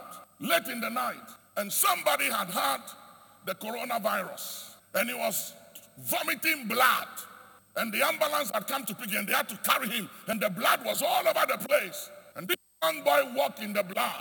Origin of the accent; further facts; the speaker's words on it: Ghana; I am proud to be a Ghanaian. I'm just telling you, I am very proud to be a Ghanaian